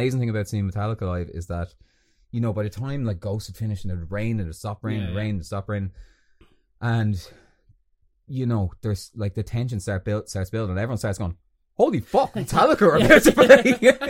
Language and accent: English; Balbriggan, Leinster, Ireland; moved away as an adult; I'm from Balbriggan, and even when I lived at home, getting there was a fucking nightmare